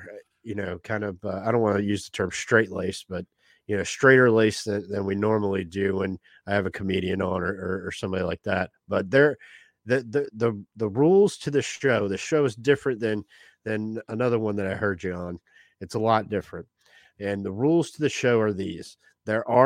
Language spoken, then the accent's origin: English; Jacksonville, Florida, United States; Oh, I'm from Jacksonville, Jacksonville, born and raised.